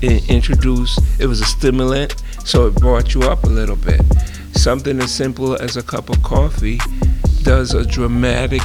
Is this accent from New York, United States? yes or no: yes; New York City, New York, United States; I grew up in the Bronx, New York